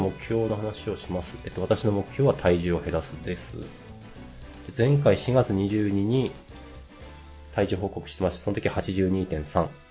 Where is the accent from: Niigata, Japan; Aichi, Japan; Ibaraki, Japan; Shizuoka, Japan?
Ibaraki, Japan; 私は茨城県民なんで